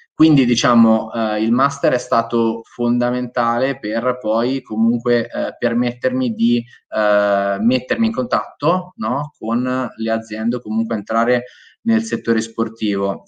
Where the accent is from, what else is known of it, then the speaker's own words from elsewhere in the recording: Ancona, Marche, Italy; io sono di Ancona, quindi sono, sono marchigiano